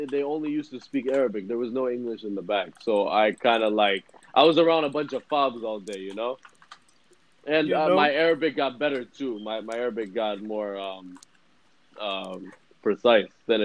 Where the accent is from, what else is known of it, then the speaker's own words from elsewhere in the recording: Fairfax, Virginia, United States; I was born in Fairfax